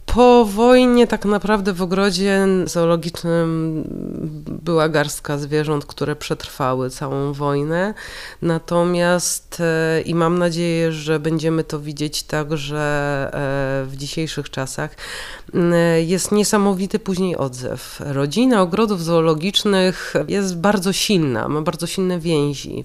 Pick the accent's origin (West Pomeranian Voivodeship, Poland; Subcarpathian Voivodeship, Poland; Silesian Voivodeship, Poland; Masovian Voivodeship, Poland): Masovian Voivodeship, Poland; Warsaw; ja jestem warszawianką.